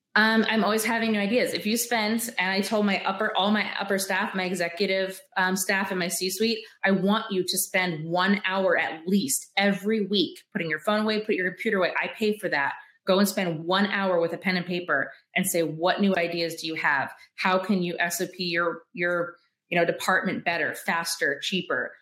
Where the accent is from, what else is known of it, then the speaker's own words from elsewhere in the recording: Michigan, United States; I'm from Michigan, so it's very woodsy and shit